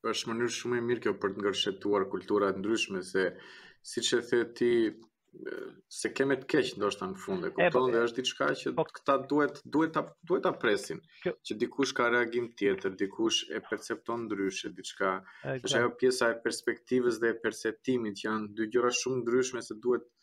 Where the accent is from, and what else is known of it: Albania